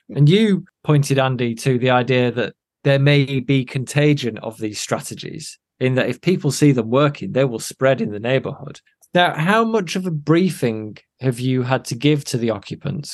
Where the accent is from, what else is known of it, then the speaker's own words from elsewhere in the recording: Chorley, North West England, United Kingdom; I'm from Chorley in Lancashire.